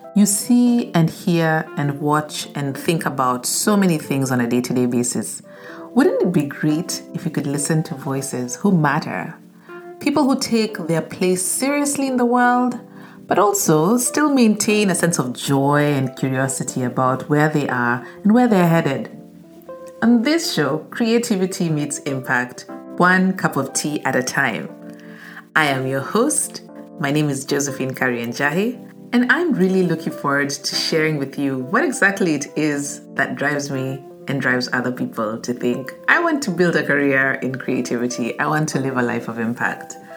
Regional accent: Nairobi, Kenya; I grew up in Nairobi

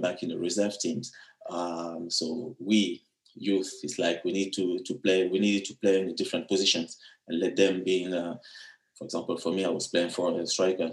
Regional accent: France; also born or lived in Abidjan, Ivory Coast; I was born in Ivory Coast and arrived in France at the age of 7-8

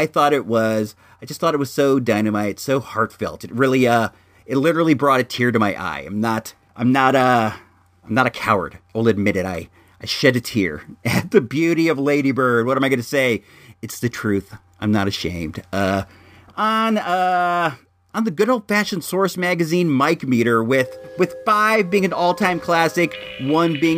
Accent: Santa Rosa, California, United States; Growing up in Santa Rosa and Sonoma County

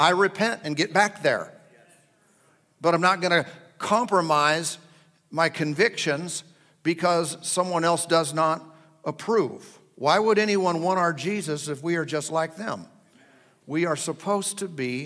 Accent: United States; as American citizens

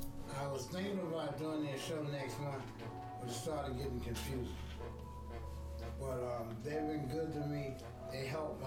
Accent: New York City, New York, United States; I was born in Harlem Hospital.

